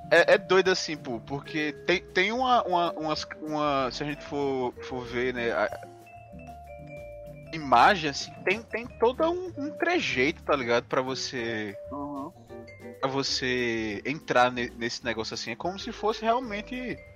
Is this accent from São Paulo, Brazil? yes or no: no; Paraíba, Brazil; Aí, eu sou da Paraíba, meu.